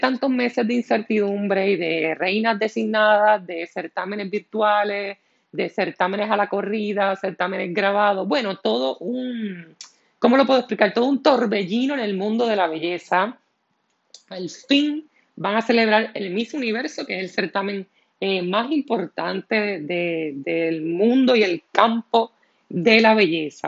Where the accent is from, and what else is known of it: Puerto Rico